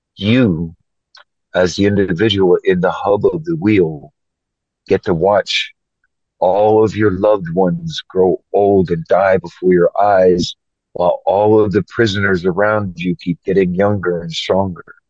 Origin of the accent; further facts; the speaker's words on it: Philadelphia, Pennsylvania, United States; moved away as an adult; also born or lived in Oregon; now in United Kingdom; I grew up in Philadelphia, Pennsylvania